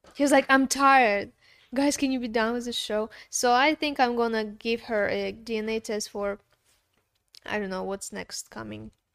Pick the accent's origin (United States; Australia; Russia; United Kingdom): Russia; European part of Russia, European Russia; moved away; I was born in the European part. I would live there, but it's Russia